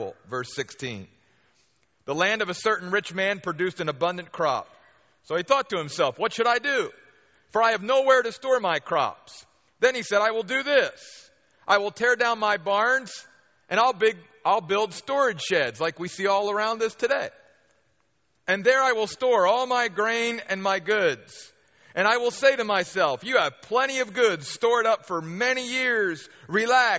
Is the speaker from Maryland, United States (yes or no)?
yes; near Baltimore, Maryland, United States; moved away; I grew up back on the East Coast near Baltimore, Maryland